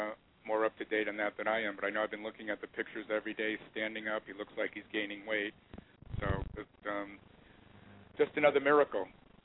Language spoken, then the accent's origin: English; New York City, New York, United States; I'm from New York